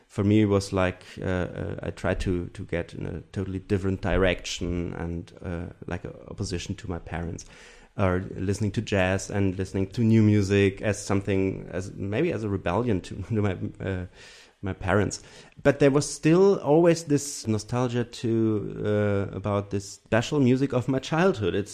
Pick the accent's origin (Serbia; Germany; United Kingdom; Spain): Germany; English is a second language; So I'm from from Germany with the German tradition, of course, and the European tradition of music. But my personal, I grew up in a very small uh, village